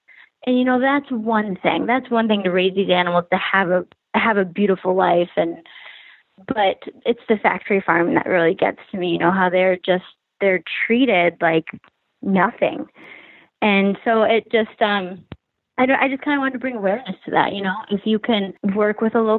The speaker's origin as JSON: {"language": "English", "town": "Grand Rapids", "region": "Michigan", "country": "United States", "tie": "born there", "said": "I was born in Grand Rapids, yeah."}